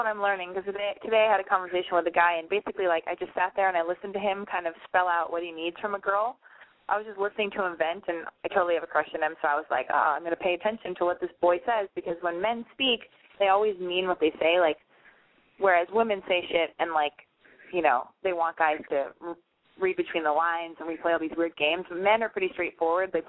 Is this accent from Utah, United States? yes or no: yes; Utah, United States; I'm from Utah.